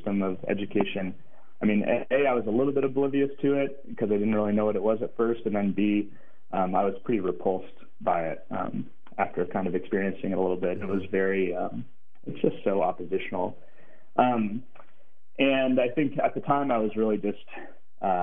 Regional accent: Portland, Oregon, United States; moved away as an adult; also born or lived in Ann Arbor, Michigan / Mongolia; growing up in Portland, Oregon

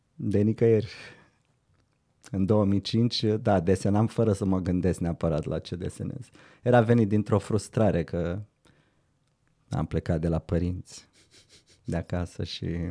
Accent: Brăila, Brăila County, Romania; moved away as an adult; now in Bucharest, Romania; Băiat venit din Brăila

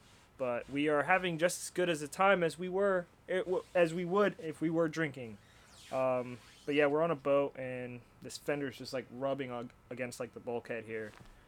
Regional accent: Florida, United States; now in Homer, United States; I'm from Florida

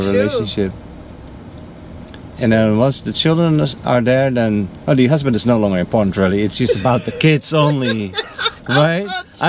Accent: Netherlands; I'm from the Netherlands.

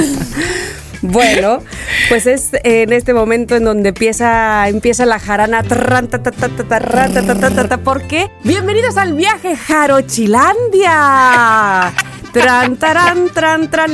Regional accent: Mexico; como mexicanos

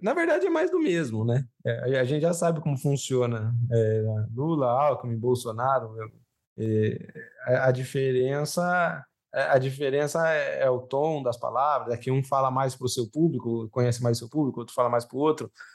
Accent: Brazil; eu, como brasileiro

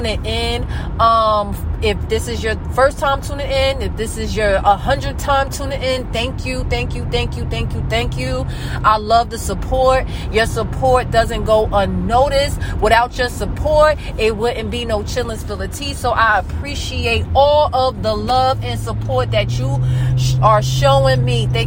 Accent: New Jersey, United States; I'm from New Jersey, so I'm from the United States. I'm from New Jersey

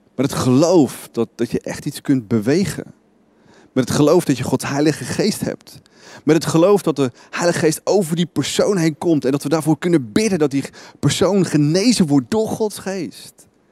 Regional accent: Netherlands

